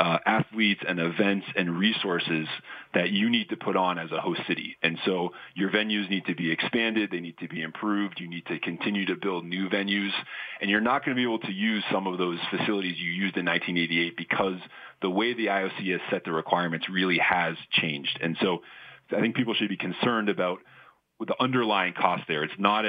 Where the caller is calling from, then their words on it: Boston, Massachusetts, United States; I'm calling you from Boston